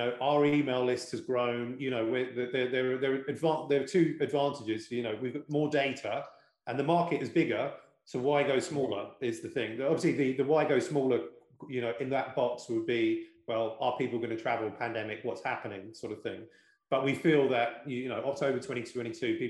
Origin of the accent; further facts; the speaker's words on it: United Kingdom; because I am British